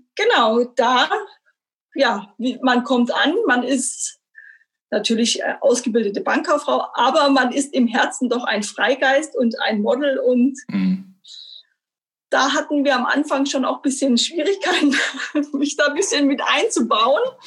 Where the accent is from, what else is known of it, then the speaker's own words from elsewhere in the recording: Stuttgart, Baden-Württemberg, Germany; Ich bin gebürtige Stuttgarterin, habe ganz äh, solide meine Schule zu Ende gebracht